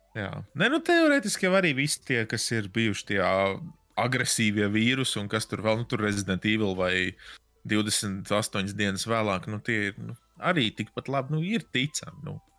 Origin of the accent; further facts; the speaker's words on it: Latvia; es esmu no Latvijas